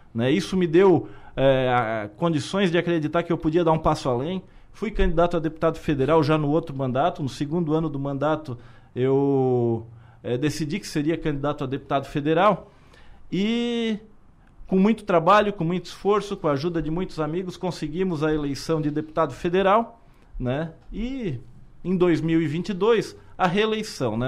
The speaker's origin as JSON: {"language": "Portuguese", "town": "Criciúma", "region": "Santa Catarina", "country": "Brazil"}